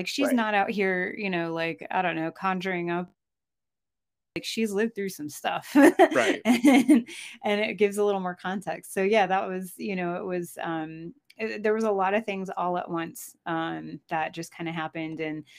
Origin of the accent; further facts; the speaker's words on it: Maine, United States; accent: Southern; moved away as an adult; also born or lived in Georgia / North Carolina / New York; now in Vermont, United States; I was born in Maine. I spent my first 18 years in Maine. And then I went to college in New York and then married my high school sweetheart and went to the South. And was down there. For about 10 years and then moved